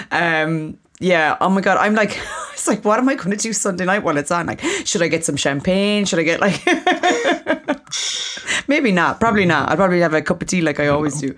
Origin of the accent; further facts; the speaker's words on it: Ireland; as an Irish person